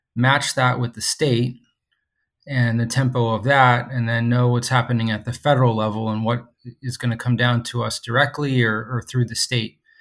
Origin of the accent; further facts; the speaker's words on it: Stuart, Florida, United States; also born or lived in Mobile, Alabama; I grew up on, um, the East Coast of Florida, a place called Stewart